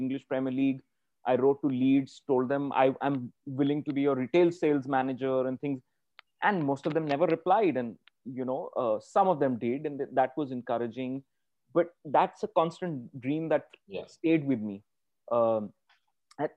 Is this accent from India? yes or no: yes; Pune, Maharashtra, India; we come from Pune.